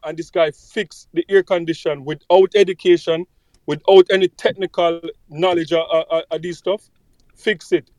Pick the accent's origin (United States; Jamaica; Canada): Jamaica; when I was growing up in Jamaica, like in my community